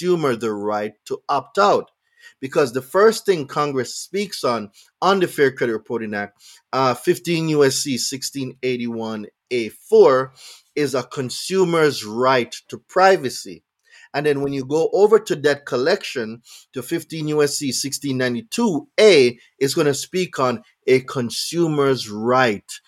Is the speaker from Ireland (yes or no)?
no; Jamaica; now in United States; I'm not from here. So when I came from Jamaica